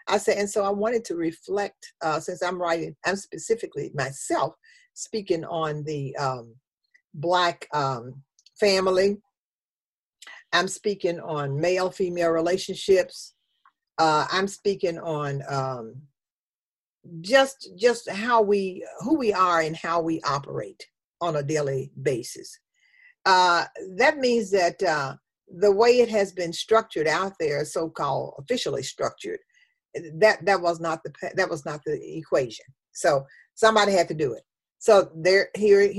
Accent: Memphis, Tennessee, United States; I'm from the South, I'm from Memphis, Tennessee

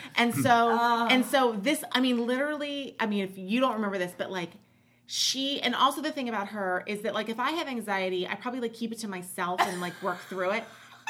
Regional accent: Orange County, California, United States; I grew up in Orange County and there were no Africans in Orange County.

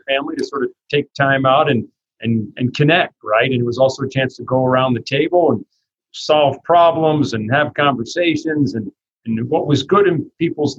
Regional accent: New Jersey, United States; grew up in New Jersey, and we owned a family delicatessen business

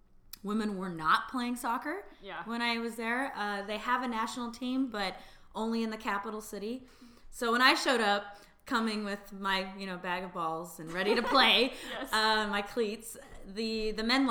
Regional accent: East Bay, California, United States; now in San Francisco, United States; I'm originally from the East Bay, so I always knew I'd end up back in the Bay Area to be close to my family

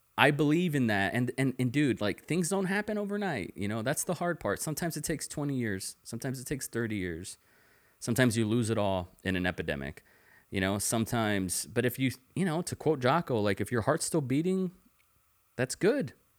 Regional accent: the Valley, Texas, United States; moved away as an adult; also born or lived in Tulsa, Oklahoma / Dallas, Texas; now in Austin, United States; I was born in Tulsa, Oklahoma, and when I was five, I moved to Dallas. And when I was six, I moved to the Valley, and then I lived there for twenty years.

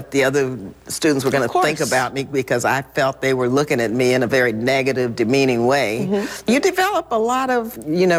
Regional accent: El Paso, Texas, United States; I was born in El Paso, Texas

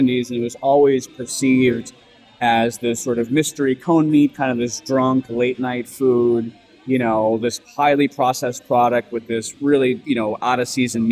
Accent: United States; also born or lived in San Francisco; Being American born to Greek parents, but raised in sort of a generation of people where everyone really was trying to sort of lean into the sort of American notion

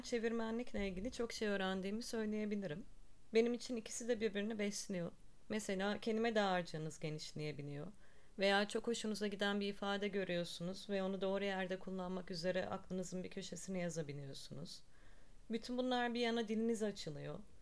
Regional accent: Ankara, Turkey; also born or lived in Barcelona; 1982'de Ankara'da doğdum

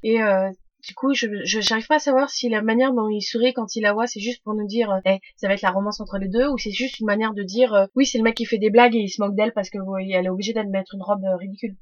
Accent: France; chez nous en France

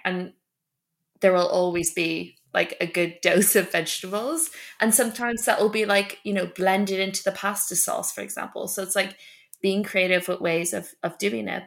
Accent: Ireland; moved away; I grew up in Ireland

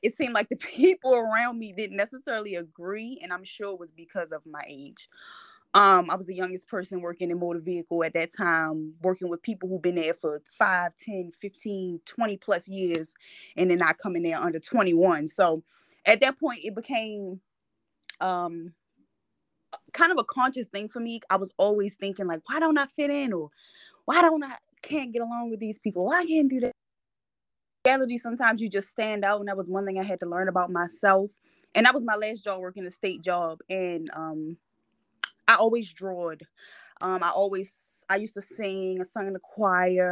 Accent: Baltimore, Maryland, United States; I'm 24 and I am from Baltimore, Maryland. So I'm pretty young. Born and raised here. Been here my whole life

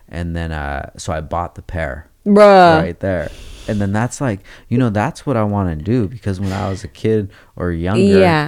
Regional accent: Oxnard, California, United States; I'm from Oxnard, babe.

